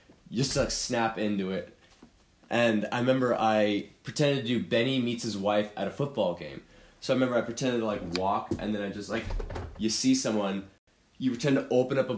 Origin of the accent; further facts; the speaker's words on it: California, United States; moved away as an adult; also born or lived in Oregon; I'm from California